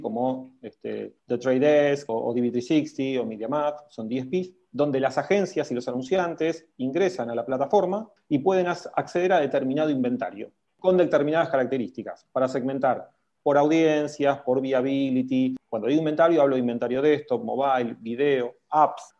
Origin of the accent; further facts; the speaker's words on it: Argentina; Nosotros somos latinos, argentinos